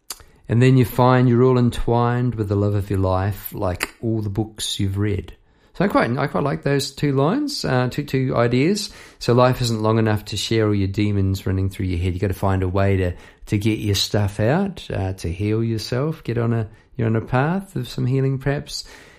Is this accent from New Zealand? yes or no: yes; New Zealand; moved away as an adult; now in Melbourne, Australia; Look, I came over from New Zealand, say 20 years ago. I came over to get a new band and to start afresh. It's a rite of passage coming over from New Zealand to Melbourne, Australia.